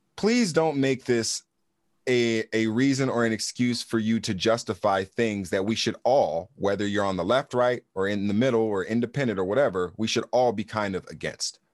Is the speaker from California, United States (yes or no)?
yes; Los Angeles, California, United States; moved away as an adult; also born or lived in Fort Riley, Kansas; now in Arizona, United States; I'm growing up in California. You grow up in L A, you're a Democrat